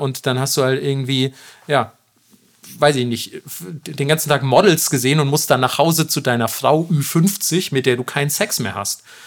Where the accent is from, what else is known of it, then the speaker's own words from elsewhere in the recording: Germany; bei uns in Deutschland